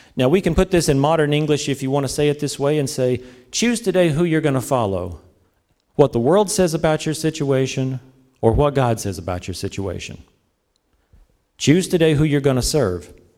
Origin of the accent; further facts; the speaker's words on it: the South, United States; I'm from the South, so, you know, we're more into the S E C